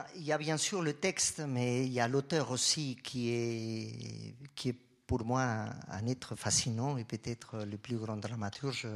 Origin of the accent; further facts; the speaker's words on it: Colombia; moved away as an adult; now in Switzerland; Moi, je viens de la Colombie. Euh, quand j'ai quitté la Colombie